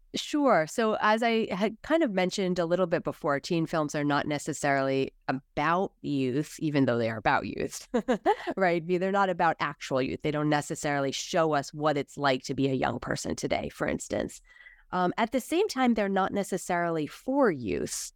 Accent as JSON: {"language": "English", "country": "United States", "said": "as American"}